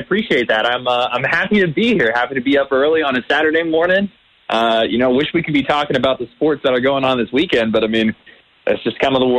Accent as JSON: {"language": "English", "region": "North Carolina", "country": "United States", "tie": "born or raised there", "said": "And, you know, I grew up in North Carolina. I went to school at UNC."}